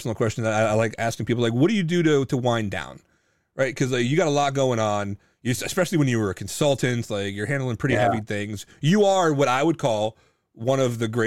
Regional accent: Lancaster County, Pennsylvania, United States; I grew up in Lancaster County

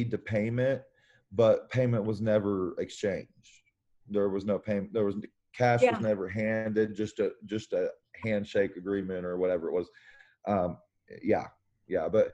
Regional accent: Oklahoma, United States; as a kid growing up in Oklahoma

